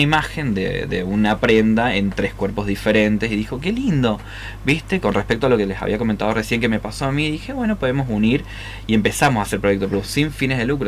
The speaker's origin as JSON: {"language": "Spanish", "region": "San Juan", "country": "Argentina", "said": "somos privilegiados los sanjuaninos"}